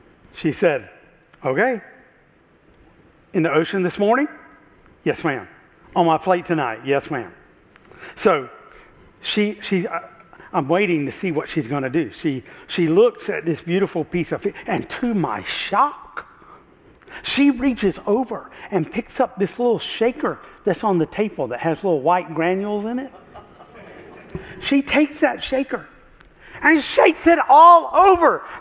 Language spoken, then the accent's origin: English; South Carolina, United States; I grew up in South Carolina, you might can tell. So we grew up about an hour and a half from Myrtle Beach.